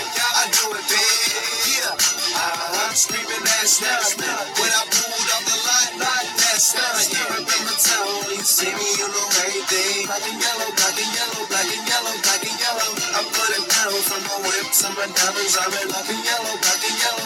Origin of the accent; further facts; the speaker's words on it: Pittsburgh, Pennsylvania, United States; I grew up in Homewood